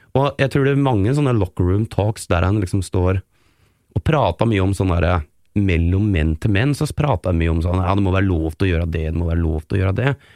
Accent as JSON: {"language": "Norwegian", "town": "Geilo", "region": "Buskerud", "country": "Norway", "tie": "born or raised there", "moved": "yes", "lives_now": "Oslo, Norway", "said": "kommer jeg også fra en sånn oppvekst og et miljø på Geilo, eh, der jeg er fra, som liksom er bygda"}